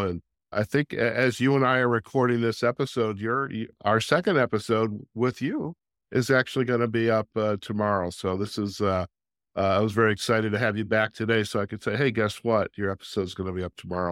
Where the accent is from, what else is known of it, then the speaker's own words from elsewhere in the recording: Michigan, United States; I grew up in Michigan